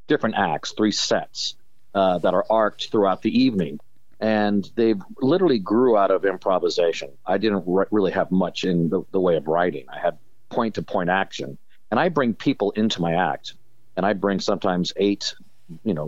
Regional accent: Pasadena, California, United States; also born or lived in Los Angeles; I'm based in Los Angeles, was where I grew up in Pasadena

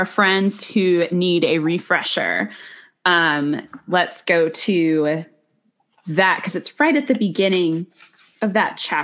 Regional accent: Arizona, United States; I grew up in Arizona

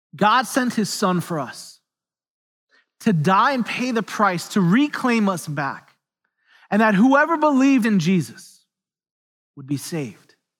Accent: New York City, New York, United States; moved away; I'm from New York City originally

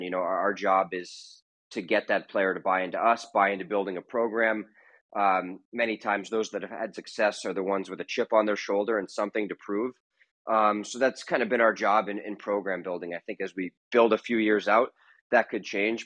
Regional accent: West Point, New York, United States; now in Long Island, United States; I grew up in West Point, not so far away

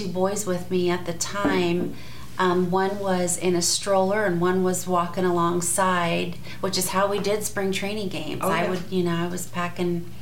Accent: San Diego, California, United States; now in Arizona, United States; I'm from San Diego originally

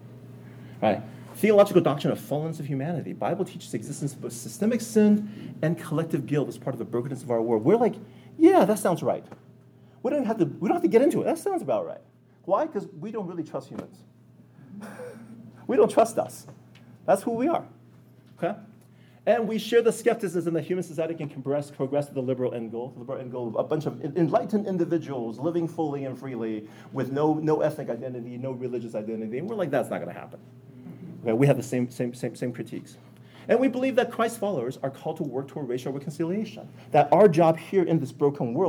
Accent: United States; Being Chinese American

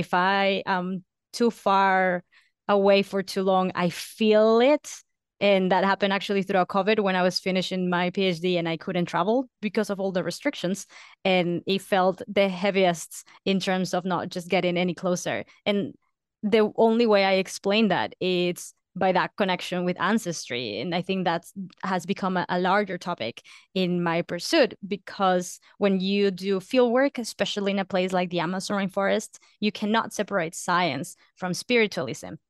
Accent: Lima, Peru; moved away as an adult; I was born and raised in Peru, uh, up until I was eighteen, And I was born in the city, in the capital, Lima

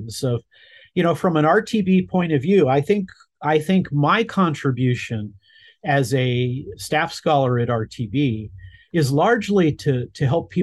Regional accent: Los Angeles, California, United States; I was born in Los Angeles and I grew up in LA suburbs my entire life

